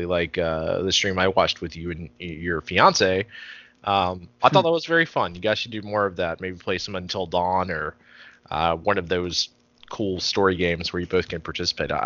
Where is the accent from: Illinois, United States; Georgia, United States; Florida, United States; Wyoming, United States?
Georgia, United States; I'm from Georgia